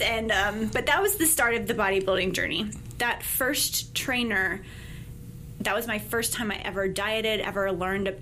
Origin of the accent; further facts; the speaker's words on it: Mandeville, Louisiana, United States; moved away as an adult; also born or lived in Midland, Texas / California / Auburn, Alabama; I spent most of my life growing up in Mandeville